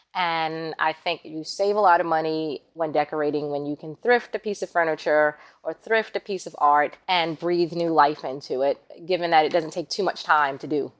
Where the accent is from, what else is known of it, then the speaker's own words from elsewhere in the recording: New York City, New York, United States; moved away as an adult; now in Florida, United States; growing up in Queens